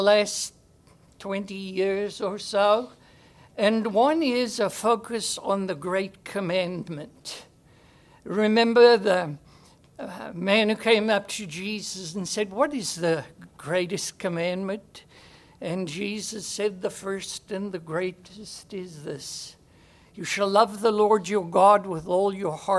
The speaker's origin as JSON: {"language": "English", "town": "Brakpan", "region": "Gauteng", "country": "South Africa", "tie": "born or raised there", "said": "I was born in the Johannesburg area in a place called Brakpan"}